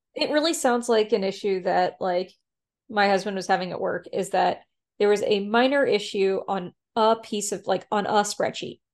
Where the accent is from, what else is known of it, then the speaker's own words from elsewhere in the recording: the South, United States; I'm from the South